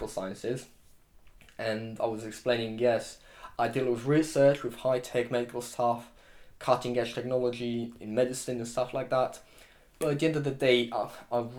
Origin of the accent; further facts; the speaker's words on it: Romania; also born or lived in Exeter, United Kingdom; now in United Kingdom; I'm from Romania